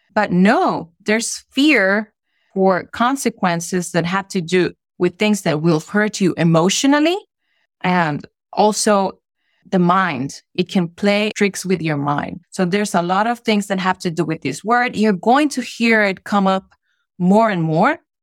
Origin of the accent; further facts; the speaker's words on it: Honduras; English is a second language; moved away as an adult; I was brought up there lived there my entire childhood, even my teenage years as an adolescent as well. And then I stayed there for up to my mid 20s, which is when I left